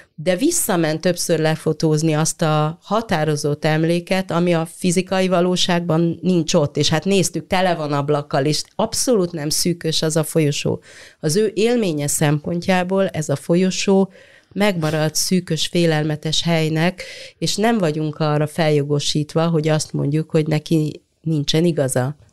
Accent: Hungary; mi ezekben a városokban nőttünk

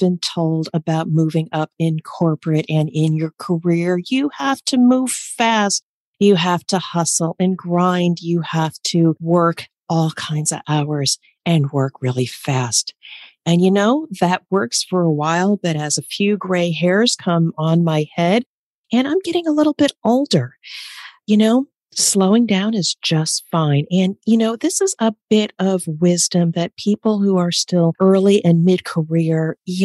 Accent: East Coast, United States; I'm from the East Coast and I can talk really fast

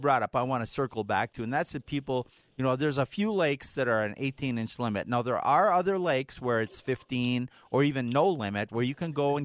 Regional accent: Minnesota, United States; when I was growing up in Minnesota

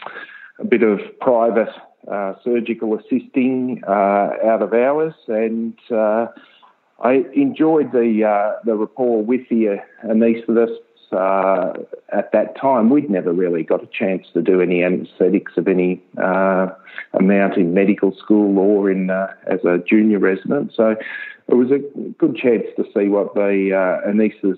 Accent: Ballarat, Victoria, Australia; also born or lived in Melbourne; I grew up in Ballarat and then went off to Melbourne for uni

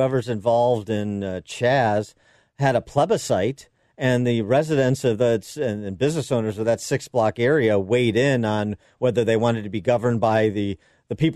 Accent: Illinois, United States; my home state of Illinois

